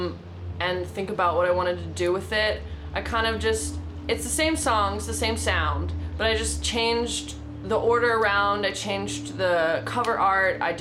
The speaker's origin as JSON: {"language": "English", "region": "Prince Edward Island", "country": "Canada", "also_born_or_lived": "Australia", "moved": "as an adult", "lives_now": "Toronto, Canada", "said": "I am originally from Prince Edward Island, and I moved to Toronto right before COVID"}